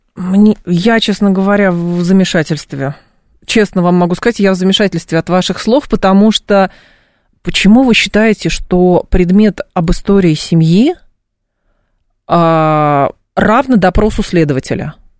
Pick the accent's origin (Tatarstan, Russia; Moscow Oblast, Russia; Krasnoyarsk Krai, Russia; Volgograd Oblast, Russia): Moscow Oblast, Russia; Lyubertsy; я э, росла в Люберцах 90-х годов, начала 2000-х